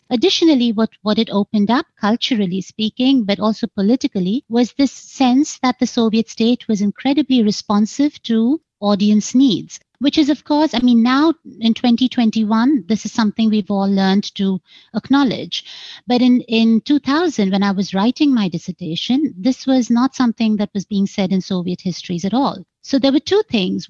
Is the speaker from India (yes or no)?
yes; India; moved away as an adult; also born or lived in United States; growing up in India